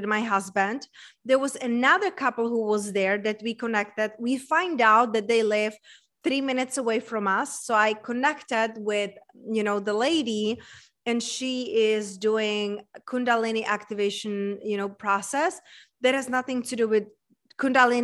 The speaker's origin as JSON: {"language": "English", "country": "Czechia", "tie": "born or raised there", "also_born_or_lived": "United States", "moved": "yes", "lives_now": "Tulum, Mexico", "said": "I was raised and born in Czech Republic"}